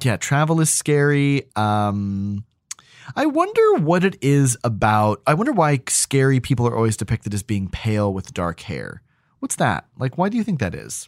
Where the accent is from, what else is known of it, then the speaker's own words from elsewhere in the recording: New Hampshire, United States; growing up in New Hampshire